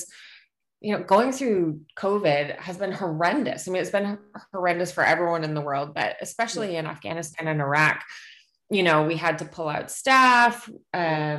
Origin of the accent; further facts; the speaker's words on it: Canada; as a Canadian